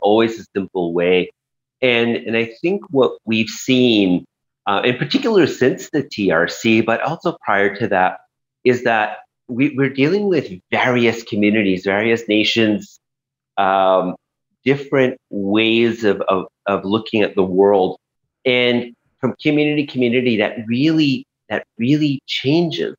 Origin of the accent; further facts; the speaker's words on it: Montreal, Quebec, Canada; also born or lived in Kahnawake; I grew up in Montreal, because my community, Ganawag, is right there